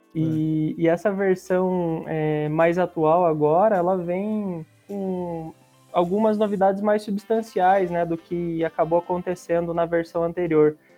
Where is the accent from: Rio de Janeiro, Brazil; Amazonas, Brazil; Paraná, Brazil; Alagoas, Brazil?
Paraná, Brazil; Curitiba; sou de Curitiba